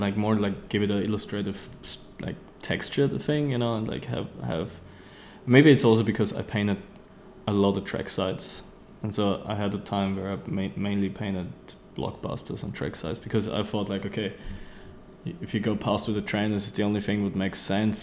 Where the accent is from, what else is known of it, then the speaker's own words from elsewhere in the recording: Austria; also born or lived in Vienna; I'm from Austria